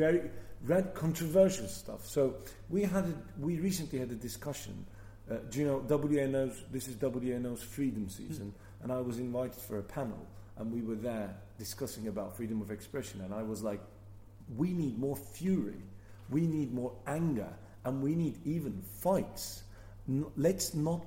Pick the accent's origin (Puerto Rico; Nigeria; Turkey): Turkey; moved away as an adult; now in Wales, United Kingdom; I was a theatre maker back in Turkey